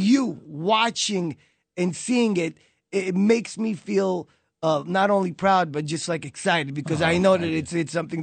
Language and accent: English; New York, United States; also born or lived in Israel; raised in Brooklyn. When I was 9 years old, my family moved me here.